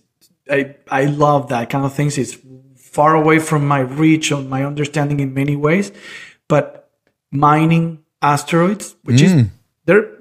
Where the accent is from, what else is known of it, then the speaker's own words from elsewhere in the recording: Valencia, Carabobo, Venezuela; moved away as an adult; also born or lived in Caracas, Venezuela; I was born in Caracas, but moved when I was a year old, actually, to Valencia. So I grew up in Valencia